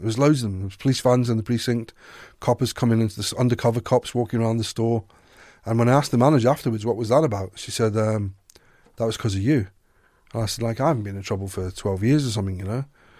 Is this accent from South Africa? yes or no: yes; South Africa; you know, I was raised in South Africa, and my father was a policeman.